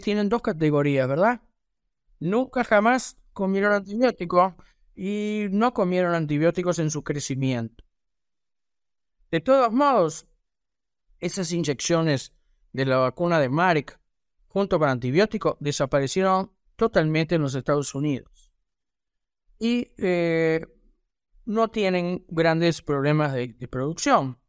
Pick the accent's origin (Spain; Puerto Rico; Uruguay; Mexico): Uruguay; aquí en mi país, en Uruguay